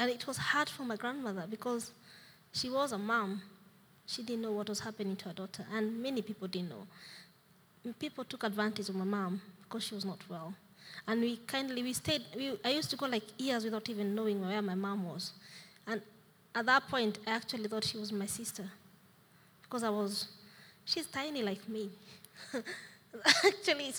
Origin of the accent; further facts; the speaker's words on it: Nairobi, Kenya; moved away; I was born in a place called Mathare Slums.